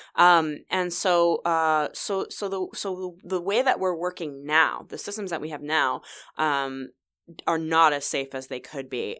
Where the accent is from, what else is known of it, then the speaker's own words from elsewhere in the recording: New Jersey, United States; moved away as an adult; now in Vancouver, Canada; I'm originally from New Jersey, so I'm kind of a New York, New Jersey girl.